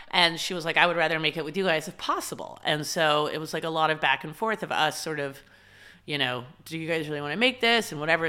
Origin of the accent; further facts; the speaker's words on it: Dallas, Texas, United States; growing up in Dallas, it's, and the school I went to, which I loved, it was an all-girls school, but I went there from first grade all the way through twelfth grade